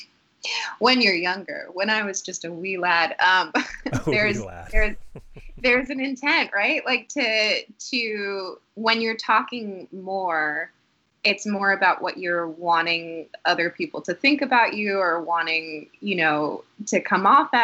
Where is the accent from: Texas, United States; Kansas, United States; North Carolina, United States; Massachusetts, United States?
Massachusetts, United States; Newton; also born or lived in Boston, Massachusetts / Dorchester, Boston; around 7 or 8, we moved to a suburb called Newton, Massachusetts.